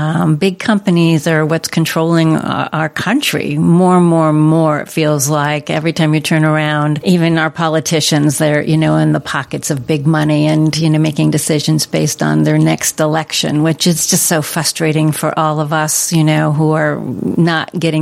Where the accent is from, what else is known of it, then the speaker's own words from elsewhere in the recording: East Coast, United States; moved away as an adult; now in California, United States; I'm in my 17th year of living in California, and I'm from the East Coast